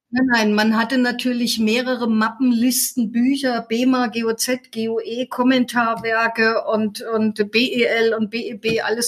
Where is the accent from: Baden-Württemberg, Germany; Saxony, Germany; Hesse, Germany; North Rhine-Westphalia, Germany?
Hesse, Germany; Fulda; also born or lived in Leipzig; now in Heidelberg, Germany; geboren bin ich in Fulda